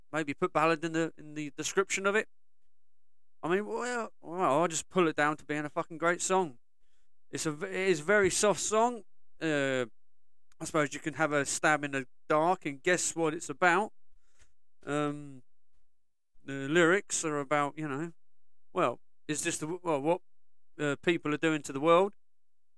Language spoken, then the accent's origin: English; Southampton, South East England, United Kingdom; my hometown of Southampton.